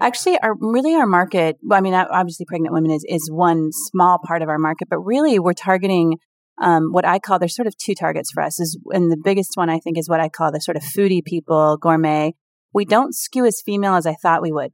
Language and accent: English; Seattle, Washington, United States; I'm from Seattle